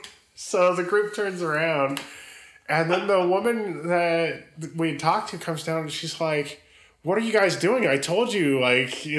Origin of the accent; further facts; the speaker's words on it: California, United States; now in Tennessee, United States; I'm from California and I live in Tennessee